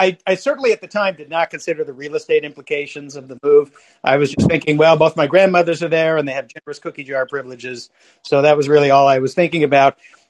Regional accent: Bakersfield, California, United States; also born or lived in Carmel, California; Bakersfield's my hometown originally

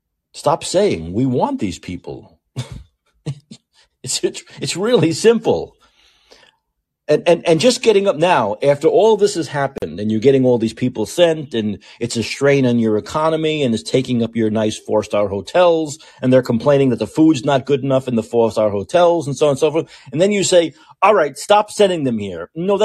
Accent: San Francisco, California, United States; this next story goes into more of this urban blight here in my hometown of San Francisco.

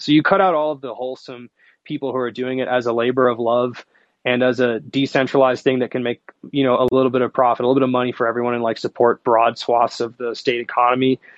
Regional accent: Seattle, Washington, United States; I'm from Wa- Seattle

